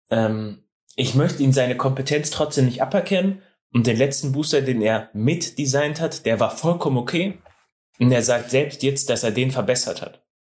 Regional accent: Switzerland; wichtig. jetzt mit Purpose und ich komme aus der Schweiz, dem schönsten Land der Welt.

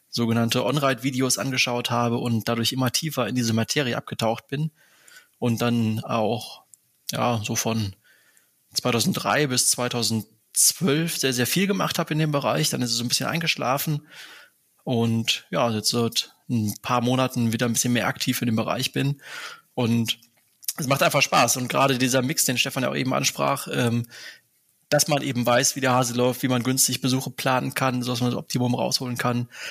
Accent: near Aachen, North Rhine-Westphalia, Germany; aufgewachsen bin ich in der Nähe von Aachen

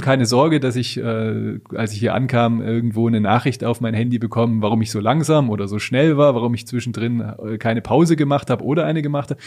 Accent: Germany; bei uns in Deutschland

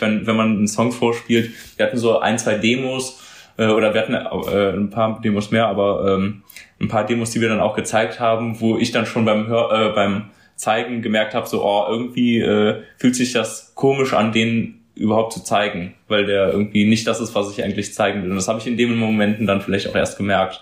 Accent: Cologne, North Rhine-Westphalia, Germany; Köln ist für mich äh, tatsächlich, äh, wenn sie, auch wenn sich das ein bisschen kitschig anhört, meine Heimat, da wohne ich und habe äh, großen Freundeskreis, Familie

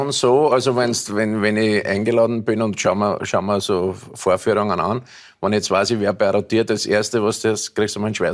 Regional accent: Vienna, Austria; born there; Ja, als gebürtiger Wiener

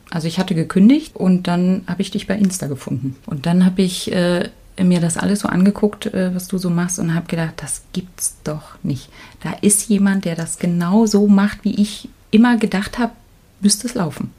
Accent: East Germany, Germany; ich bin ja in der DDR geboren

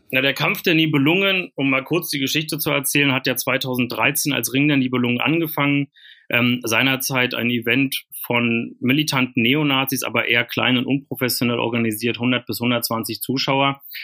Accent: Germany; also born or lived in East Berlin / Brandenburg; ich habe ja meine Jugend in Ostberlin und Ostbrandenburg verbracht in den 90er Jahren

